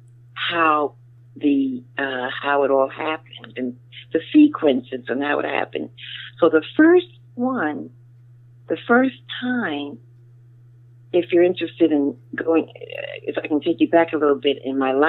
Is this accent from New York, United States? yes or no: yes; New York, United States; Born and raised in New York